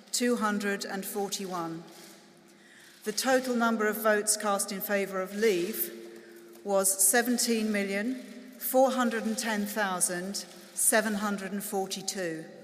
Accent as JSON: {"language": "English", "region": "London", "country": "United Kingdom", "tie": "born or raised there", "said": "I grew up in London where there were all races, all nationalities, and we all mixed along"}